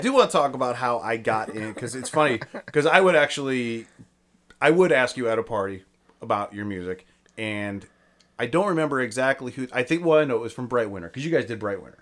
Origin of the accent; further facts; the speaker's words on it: Akron, Ohio, United States; I'm from Akron